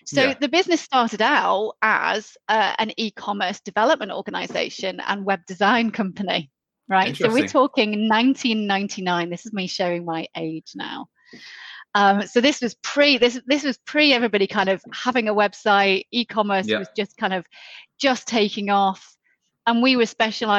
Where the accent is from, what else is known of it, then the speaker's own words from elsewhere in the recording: the Wirral, North West England, United Kingdom; accent: Scouse; I'm from the Wirral, so the other side of the Mersey, born and bred.